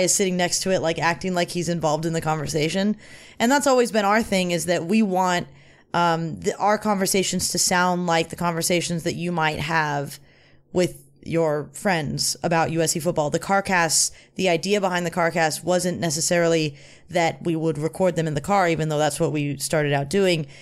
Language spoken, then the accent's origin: English; Los Angeles, California, United States; I'm from Van Nuys. I love Van Nuys.